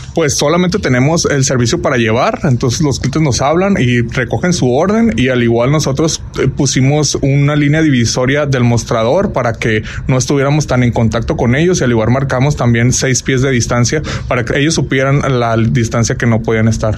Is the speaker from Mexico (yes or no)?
yes; Culiacán, Sinaloa, Mexico; moved away as an adult; now in Pomona, United States; Yo soy de Culiacán, nací en Culiacán